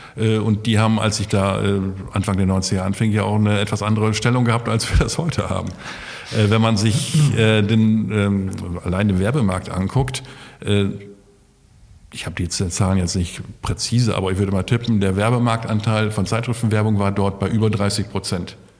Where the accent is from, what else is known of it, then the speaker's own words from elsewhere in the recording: Osnabrück, Lower Saxony, Germany; moved away as an adult; also born or lived in Göttingen; now in Essen, Germany; ich bin äh, in Osnabrück geboren, also in der totalen Provinz, habe da mein Abitur gemacht, bin am letzten Tag nach meinem Abitur gleich abgehauen